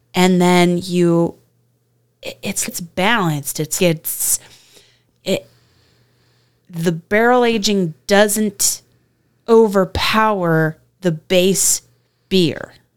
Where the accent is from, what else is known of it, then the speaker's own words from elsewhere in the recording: Virginia, United States; I was born in Virginia